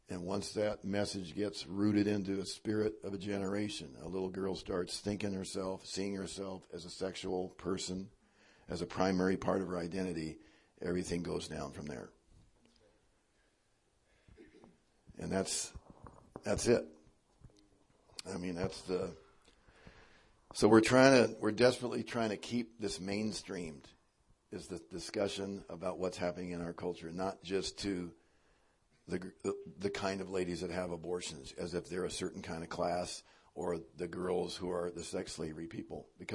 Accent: Spokane, Washington, United States; my home state, Washington and Spokane

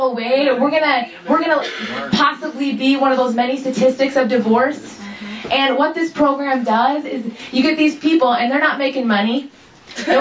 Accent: Minnesota, United States; also born or lived in Seattle; I'm 26 years old, and I'm from Minnesota

